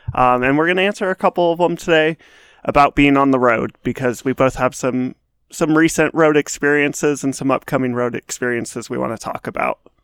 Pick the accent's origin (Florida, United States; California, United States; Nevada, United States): Nevada, United States; it was in the middle of nowhere, Nevada. I, I love, I love my, my home state